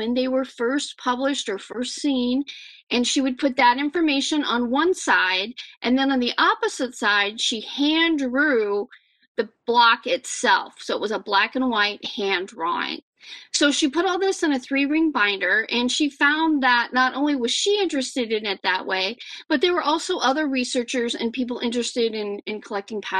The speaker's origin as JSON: {"language": "English", "region": "Iowa", "country": "United States", "said": "my home state"}